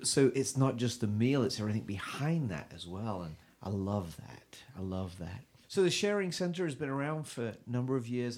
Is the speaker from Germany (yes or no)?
no; England, United Kingdom; now in United States; I'm from England